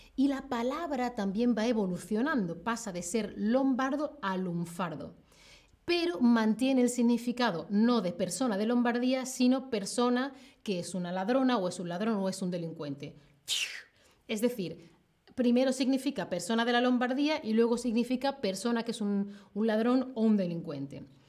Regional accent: Seville, Andalusia, Spain; Yo soy de Sevilla, soy sevillana. Soy de Andalucía, soy andaluza

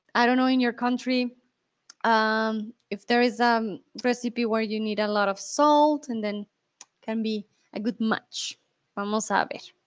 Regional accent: Bogotá, Colombia; also born or lived in Mexico; now in Germany; de donde yo vengo, de Bogotá

